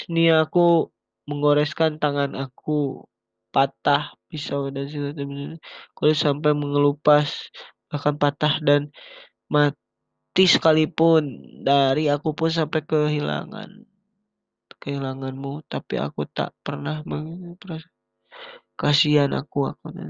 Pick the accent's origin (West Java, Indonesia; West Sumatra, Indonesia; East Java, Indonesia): West Java, Indonesia; Bandung; ya gue juga orang Bandung di sini